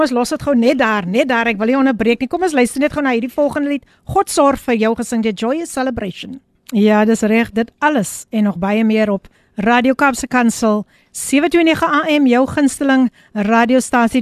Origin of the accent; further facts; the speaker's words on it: Somerset West, Western Cape, South Africa; ek is gebore in Somerset West